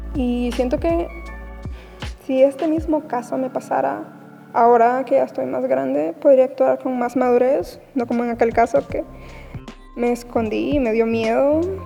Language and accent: Spanish; Honduras; tengo 18 años y soy de Honduras y he asistido a la misma iglesia desde muy chiquita